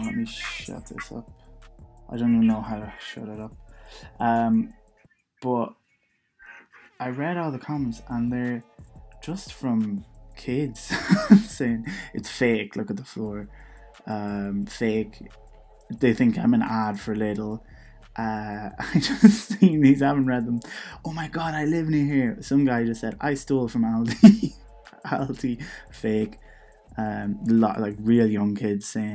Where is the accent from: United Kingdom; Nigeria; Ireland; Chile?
Ireland; Donegal, Ulster; I'm from Donegal